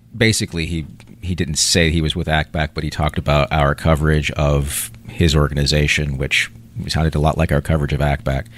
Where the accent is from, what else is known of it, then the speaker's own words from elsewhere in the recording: Chapel Hill, North Carolina, United States; I grew up around Chapel Hill